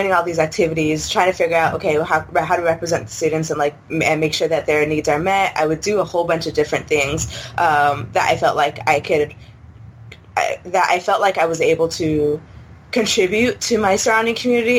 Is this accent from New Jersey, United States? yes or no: no; San Jose, California, United States; I'm born and raised San Jose